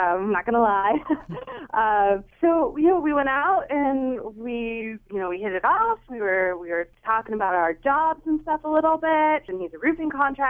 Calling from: Middletown, United States; I'm calling from Middletown.

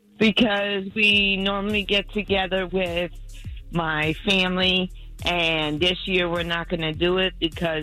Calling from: Altamonte Springs, Florida, United States; I'm calling from Altamont Springs.

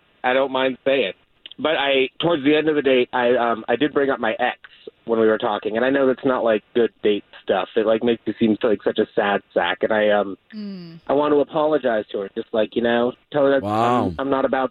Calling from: Dr. Phillips, Florida, United States; I'm calling in from Dr. Phillip.

